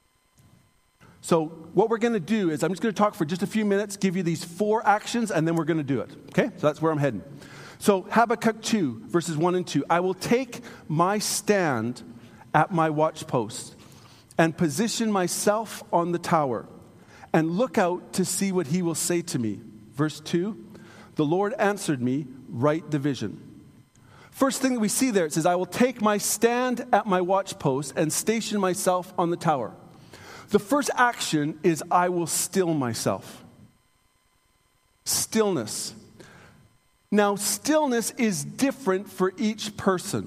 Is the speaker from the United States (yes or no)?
no; Canada; I'm a Canadian